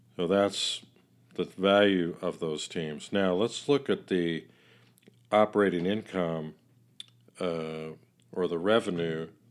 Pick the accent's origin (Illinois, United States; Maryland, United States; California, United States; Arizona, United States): Illinois, United States; Chicago; Chicago is my hometown